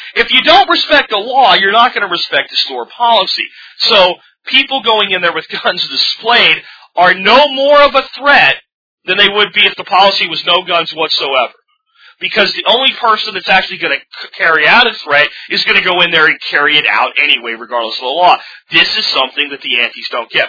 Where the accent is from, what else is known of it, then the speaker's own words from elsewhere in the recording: Pennsylvania, United States; also born or lived in Jacksonville, Florida; now in Arlington, United States; little town I grew up in in Pennsylvania, and when I grew up in Jacksonville, Florida, when I was even younger